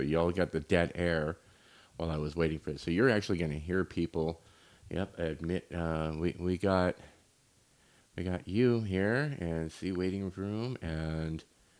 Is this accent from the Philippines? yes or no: no; Ireland; And see, now, I'm Irish.